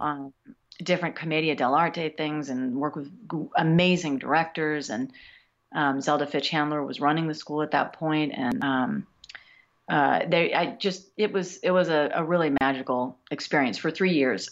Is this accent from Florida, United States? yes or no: no; New York, United States; now in Los Angeles, United States; I was born in Los Angeles, but I went to school back east, and I feel like I became uh, a full human being on the East Coast. So as far as I'm concerned, I am from New York